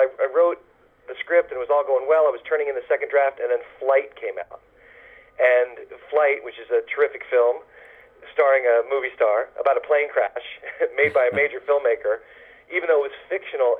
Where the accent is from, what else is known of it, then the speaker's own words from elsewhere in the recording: New York, United States; being a New Yorker